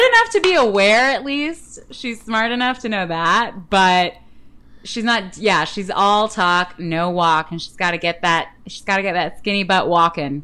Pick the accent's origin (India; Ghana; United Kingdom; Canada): Canada; I'm Canadian.